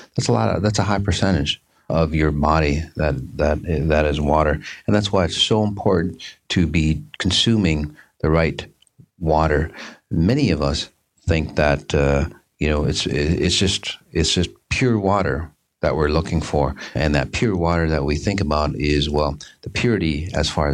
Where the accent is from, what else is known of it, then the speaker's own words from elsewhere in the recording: Minneapolis, Minnesota, United States; my hometown, Minneapolis, St. Paul area